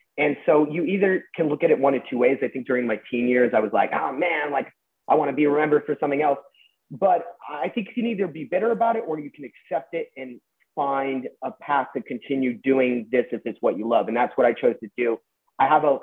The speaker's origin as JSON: {"language": "English", "town": "Westlake Village", "region": "California", "country": "United States", "tie": "born or raised there", "said": "I grew up in Westlake Village"}